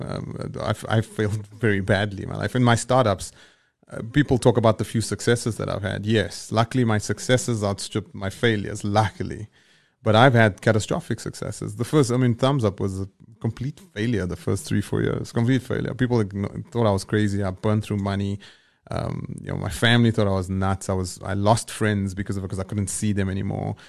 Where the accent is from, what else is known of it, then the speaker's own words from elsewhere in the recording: Johannesburg, Gauteng, South Africa; where I grew up in Eldorado Park